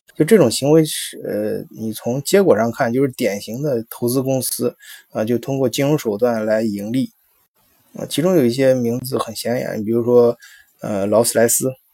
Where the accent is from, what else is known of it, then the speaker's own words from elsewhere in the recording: China; 我们中国人